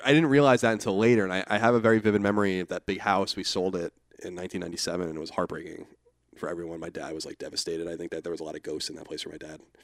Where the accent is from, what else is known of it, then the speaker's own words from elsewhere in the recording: Rockville Centre, Long Island, New York, United States; I'm from Rockaven, Long Island